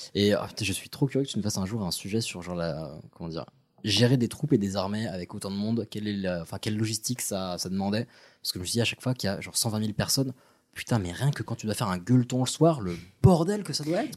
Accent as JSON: {"language": "French", "country": "Morocco", "said": "je suis marocain"}